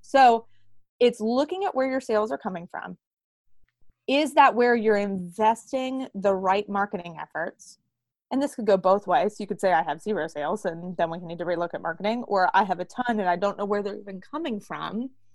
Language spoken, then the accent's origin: English; Pittsburgh, Pennsylvania, United States; I am from Pittsburgh, Pennsylvania